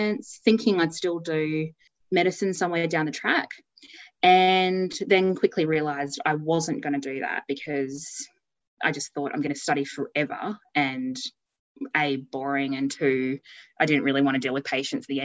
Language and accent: English; Townsville, Queensland, Australia; I grew up in Townsville in a suburb called Kelso